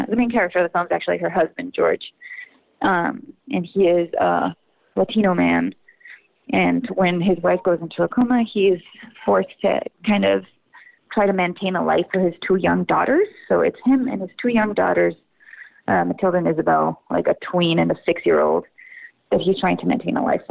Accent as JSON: {"language": "English", "region": "La Paz", "country": "Bolivia", "also_born_or_lived": "Austin, Texas", "moved": "as an adult", "lives_now": "United States", "said": "I'm originally from La Paz, Bolivia. So I moved to the United States to study theater in college"}